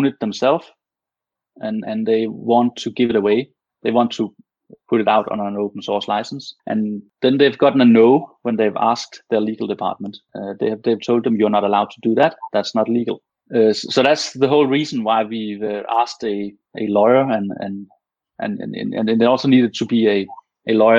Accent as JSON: {"language": "English", "country": "Denmark", "first_language": "Danish", "second_language": "English", "said": "Most Danish people understand and speak English very well. But of course, we're always more comfortable in our native tongue."}